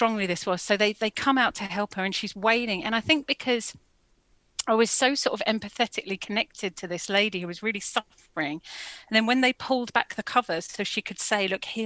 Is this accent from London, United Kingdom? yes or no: yes; London, United Kingdom; I grew up in Finsbury Park in Holloway